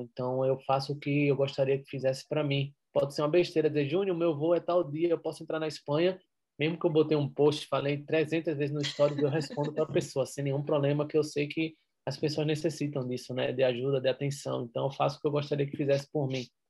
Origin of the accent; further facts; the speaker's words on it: Recife, Pernambuco, Brazil; accent: pernambucano, nordeste; moved away as an adult; now in Madrid, Spain; Eu sou de Recife, da praia